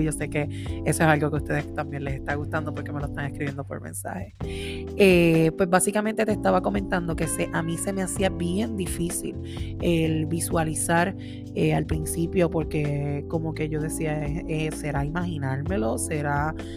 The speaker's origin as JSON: {"language": "Spanish", "town": "Orocovis", "country": "Puerto Rico", "moved": "as an adult", "lives_now": "Massachusetts, United States", "said": "una jibarita de Orocovis"}